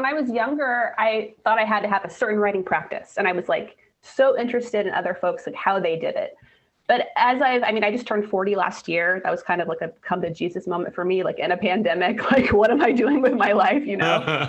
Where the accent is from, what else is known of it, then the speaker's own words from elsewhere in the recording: Missouri, United States; now in Portland, United States; I've lived in Portland for about 20 years, but I didn't grow up here, actually. I grew up in Missouri, kind of out in the wilderness, for lack of a better word, right on a riverbank.